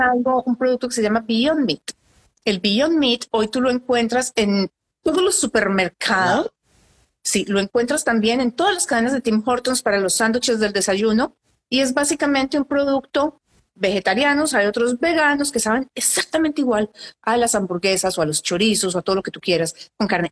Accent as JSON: {"language": "Spanish", "country": "Colombia", "moved": "yes", "lives_now": "Canada", "said": "en Colombia, que es de donde soy yo."}